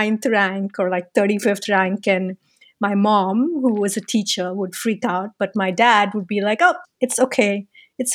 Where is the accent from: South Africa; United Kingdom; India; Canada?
India; now in United States; I grew up in India